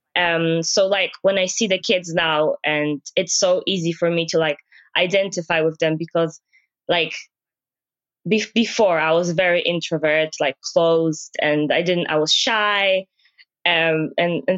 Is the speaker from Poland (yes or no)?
yes; Poland; moved away as an adult; now in Aberdeen, United Kingdom; back home, uh, I'm from Poland